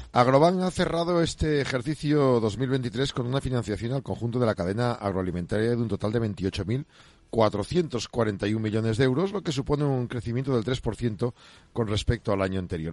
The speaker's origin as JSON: {"language": "Spanish", "area": "Burgos", "region": "Castile and León", "country": "Spain", "tie": "born or raised there", "said": "yo en mi pueblo en Burgos"}